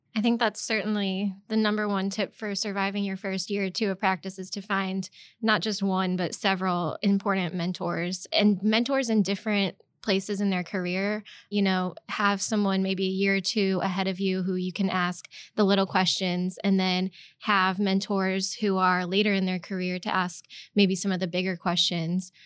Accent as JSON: {"language": "English", "town": "Edwardsville", "region": "Illinois", "country": "United States", "also_born_or_lived": "Tuscaloosa, Alabama", "lives_now": "Saint Louis, United States", "said": "I'm originally from Edwardsville, Illinois, and that's about thirty minutes outside of Saint Louis"}